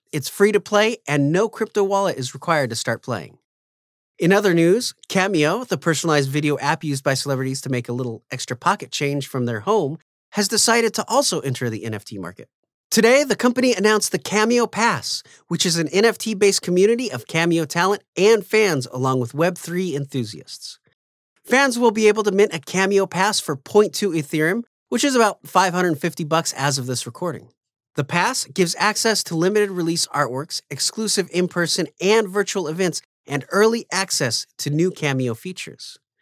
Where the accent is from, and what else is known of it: United States